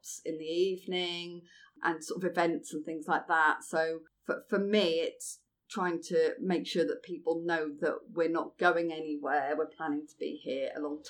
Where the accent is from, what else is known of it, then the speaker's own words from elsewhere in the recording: Norfolk, close to Great Yarmouth, East of England, United Kingdom; now in London, United Kingdom; I'm from Norfolk originally, and from close to Great Yarmouth.